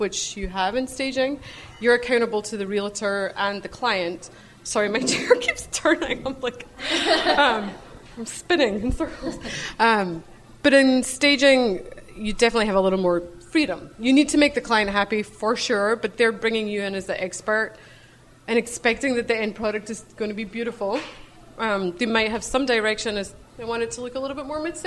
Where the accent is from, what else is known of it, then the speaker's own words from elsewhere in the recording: Scotland, United Kingdom; moved away; I grew up in Scotland. You can probably hear my accent.